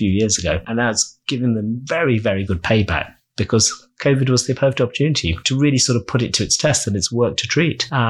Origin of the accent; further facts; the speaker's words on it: London, United Kingdom; also born or lived in Uganda / Kent; I almost feel so partisan that I am a Londoner.